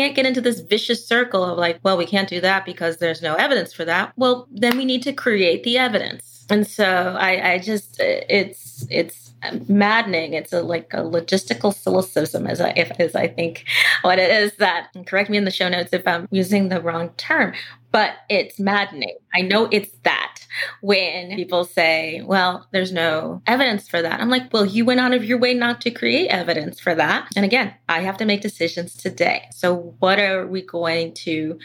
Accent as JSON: {"language": "English", "country": "United States", "said": "I'm an American, I'm a capitalist, I'm a Harvard graduate"}